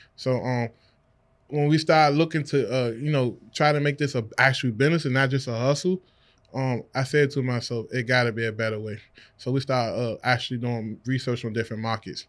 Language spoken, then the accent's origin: English; Washington, District of Columbia, United States; I'm from the Washington, D C area